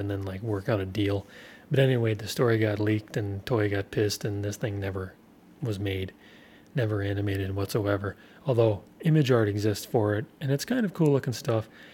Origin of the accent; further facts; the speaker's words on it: United States; as an American